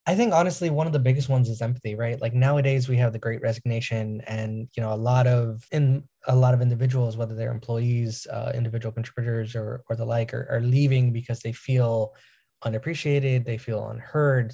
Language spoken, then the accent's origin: English; New York, United States; I'm from New York